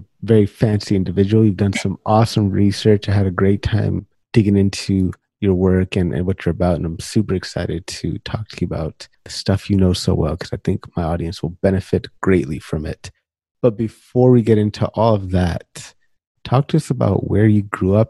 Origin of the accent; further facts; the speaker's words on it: California, United States; moved away as an adult; I'm born and raised in California. I stayed in California until I was like, 28-ish and left, you know, a while ago, several years ago. I very strongly identify myself not as Punjabi, not as American, just Californian.